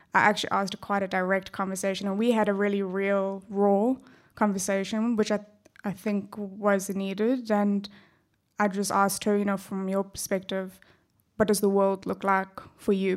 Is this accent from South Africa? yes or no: yes; South Africa; accent: South African; also born or lived in Perth, Australia; now in Australia; my accent gives away that I'm originally from South Africa.